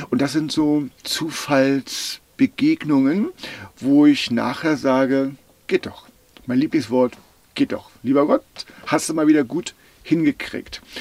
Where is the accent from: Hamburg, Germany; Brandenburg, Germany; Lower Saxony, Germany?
Brandenburg, Germany; Ich bin aus Brüdersdorf.